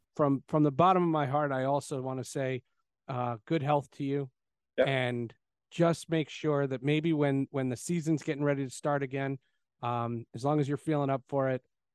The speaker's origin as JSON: {"language": "English", "region": "New Jersey", "country": "United States", "said": "my hometown team, the New Jersey Devils"}